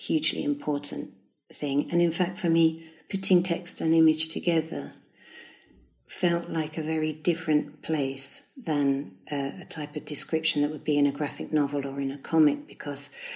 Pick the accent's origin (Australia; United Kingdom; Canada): United Kingdom; Strood, South East England; also born or lived in London / Stourbridge; It's Strood in Kent, yeah. We moved, I think, when I was about 7, we moved from London to Strood.